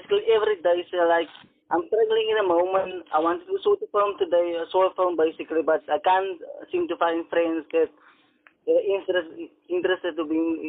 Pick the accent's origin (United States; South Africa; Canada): South Africa; Port Elizabeth, Eastern Cape; I'm a filmmaker from Clensford, Port Elizabeth.